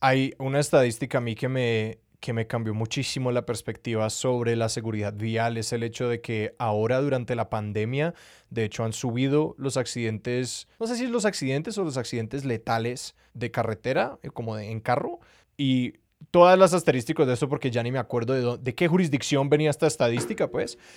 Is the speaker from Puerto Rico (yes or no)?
no; Colombia; creciendo en Colombia